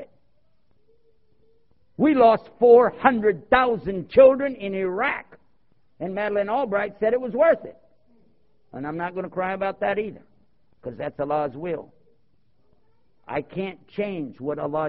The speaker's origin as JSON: {"language": "English", "region": "Texas", "country": "United States", "tie": "born or raised there", "also_born_or_lived": "Cleveland, Ohio", "moved": "yes", "lives_now": "Washington, D.C., United States", "said": "I was born in Cleveland, Ohio. I was raised in Texas. I live near Washington, D.C. right now"}